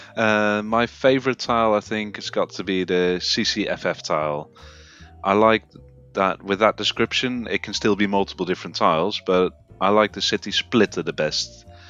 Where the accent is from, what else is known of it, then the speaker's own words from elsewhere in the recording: Netherlands; moved away as an adult; now in United Kingdom; I am indeed originally from the Netherlands, but I've lived in the UK for uh, the last five years